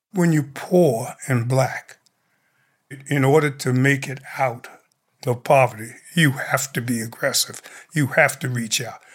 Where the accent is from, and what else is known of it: New York City, New York, United States